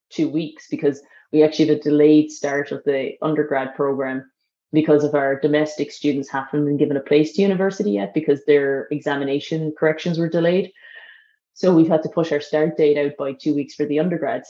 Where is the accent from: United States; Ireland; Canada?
Ireland; as Irish